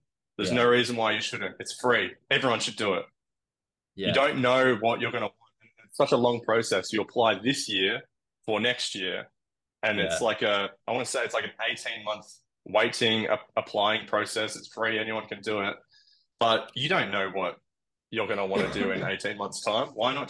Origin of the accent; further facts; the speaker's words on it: Australia; now in United States; But yeah, land I think being Australian is pretty favorable.